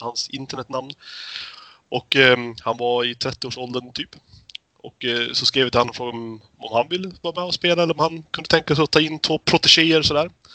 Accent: Fagersta, Västmanland, Sweden; moved away; jag är ju uppväxt i Fagersta

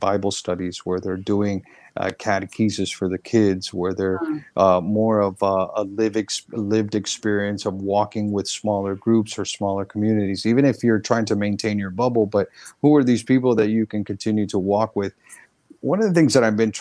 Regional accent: Central Florida, United States; I grew up in Central Florida

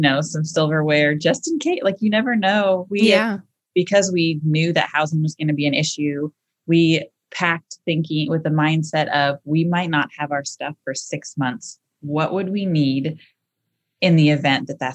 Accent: Washington, United States; moved away as an adult; we grew up in Washington

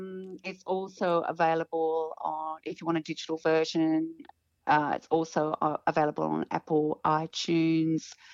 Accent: Tasmania, Australia; moved away as an adult; now in Sydney, Australia; I'm from Tasmania, and we used to we had a residency at the Tamahir Hotel in Devonport every Friday night

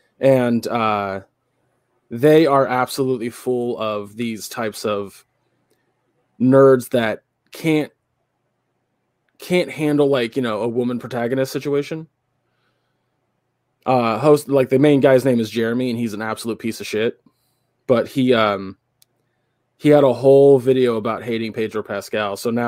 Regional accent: England, United Kingdom; I'm from England, dumb motherfuckers.

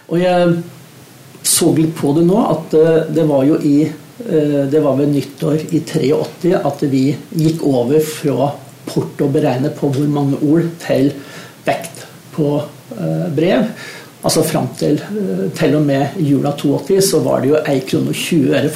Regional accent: Eastern Norway, Norway; Så i og med at min bedre halvdel er vestlending og jeg er østlending, så kjører vi begge deler på julaften.

